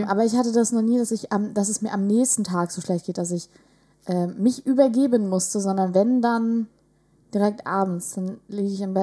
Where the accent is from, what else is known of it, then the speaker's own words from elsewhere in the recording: village near Vechta, Lower Saxony, Germany; der nächstgrößeren Stadt äh, von meinem Heimatdorf